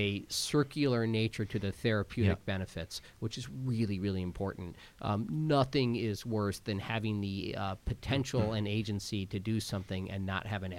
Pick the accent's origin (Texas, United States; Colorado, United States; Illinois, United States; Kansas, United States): Kansas, United States; I'm from Kansas